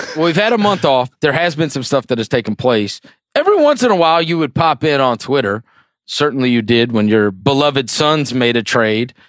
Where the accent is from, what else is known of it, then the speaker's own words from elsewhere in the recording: St. Louis, Missouri, United States; also born or lived in outside New York City; we moved to Saint Louis when I was a kid